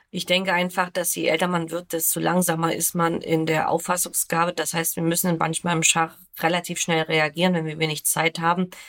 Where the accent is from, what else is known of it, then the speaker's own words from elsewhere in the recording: Germany; bei uns in Deutschland